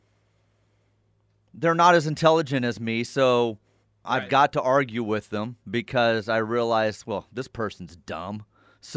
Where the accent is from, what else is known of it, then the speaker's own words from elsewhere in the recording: Kennedale, Texas, United States; moved away; also born or lived in Enid, Oklahoma; growing up in Kennedale, Texas, and then on into Enid